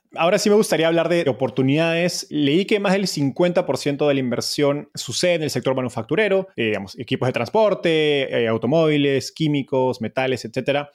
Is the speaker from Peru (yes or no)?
yes; Peru; Como peruano